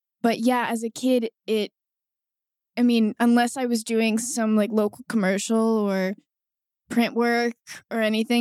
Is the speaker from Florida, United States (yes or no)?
yes; Orlando, Florida, United States; I grew up in Orlando